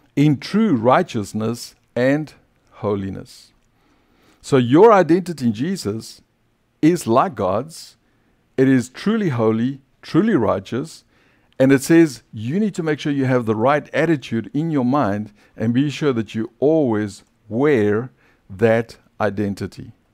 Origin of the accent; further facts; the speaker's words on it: South Africa; accent: South African; now in United States; my old identity as a South African